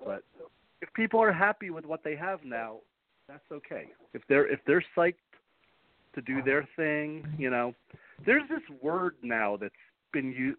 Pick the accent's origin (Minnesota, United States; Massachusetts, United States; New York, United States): New York, United States; New York City; As a New Yorker